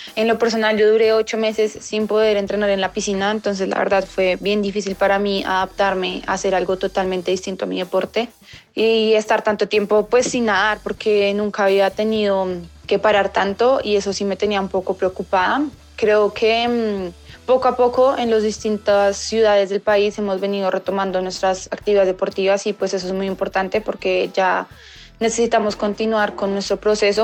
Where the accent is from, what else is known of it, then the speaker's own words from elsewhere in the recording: Colombia; competir un mundial en mi país pues es muy emocionante de representar a mi país en mi país Espero pues obviamente poder clasificar y, competir y darla toda por mi país y ganar una medalla acá en Colombia